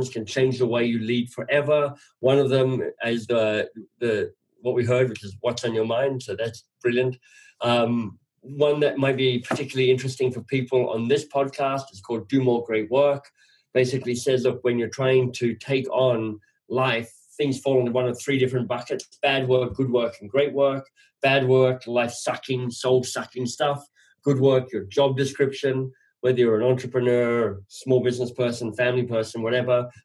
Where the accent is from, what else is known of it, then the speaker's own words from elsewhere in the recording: Australia; moved away as an adult; also born or lived in England; now in Canada; I'm Australian. I live in Canada